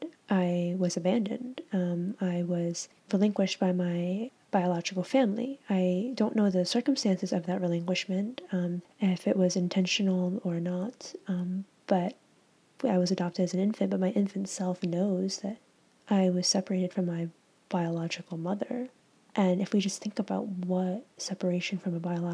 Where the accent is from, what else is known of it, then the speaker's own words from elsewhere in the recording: Connecticut, United States; also born or lived in Yueyang, China; I grew up in a predominantly white suburb in Connecticut